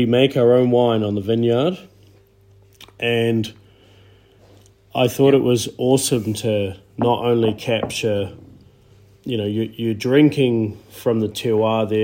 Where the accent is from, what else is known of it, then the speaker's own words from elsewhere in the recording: New Zealand; also born or lived in Auckland / Queenstown; I grew up in New Zealand